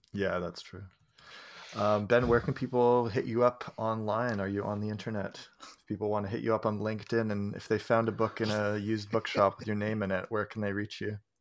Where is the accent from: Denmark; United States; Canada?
Canada; for me to get as a Canadian